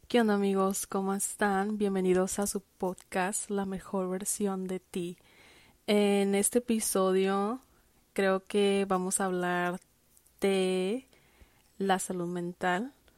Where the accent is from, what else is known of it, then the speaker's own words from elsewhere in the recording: Tijuana, Baja California, Mexico; moved away; yo que crecí en Tijuana